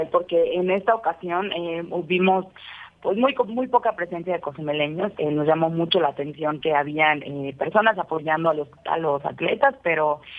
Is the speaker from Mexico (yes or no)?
yes; Mexico; bastante bastante importante para nosotros como mexicanos